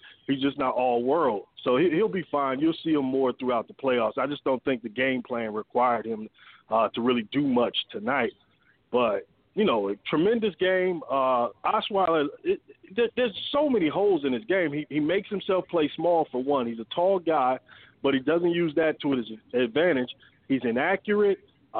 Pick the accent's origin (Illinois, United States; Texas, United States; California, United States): Illinois, United States; Chicago; now in Atlanta, United States; I'm from Chicago, but since I've been here for a while, I follow the Falcons.